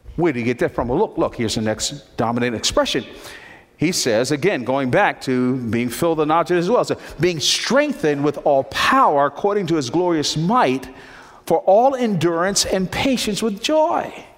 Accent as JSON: {"language": "English", "town": "Newark", "region": "New Jersey", "country": "United States", "tie": "born or raised there", "said": "I was born in Newark, New Jersey."}